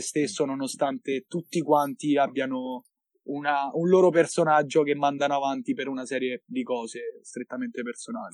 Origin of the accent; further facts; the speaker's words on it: Monterotondo, Lazio, Italy; also born or lived in Milan; sono tornato a Monterotondo, quindi nella mia città natale.